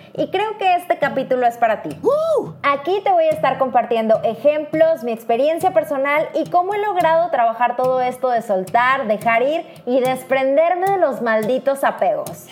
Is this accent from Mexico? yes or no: yes; Mexico; moved away as an adult; now in Poland; una mexicana viviendo en Polonia